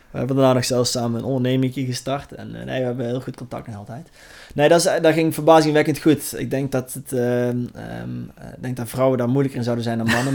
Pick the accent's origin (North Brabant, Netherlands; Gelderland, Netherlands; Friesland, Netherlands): North Brabant, Netherlands; Langenboom; ik kom dus uit Larenboom